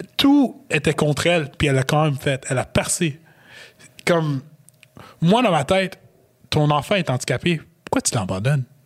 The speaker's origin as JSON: {"language": "French", "region": "Quebec", "country": "Canada", "said": "je viens du Québec"}